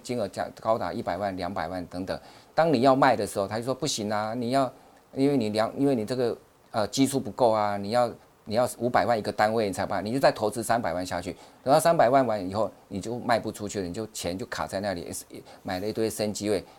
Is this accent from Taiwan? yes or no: yes; Taiwan; 我们台湾人的口音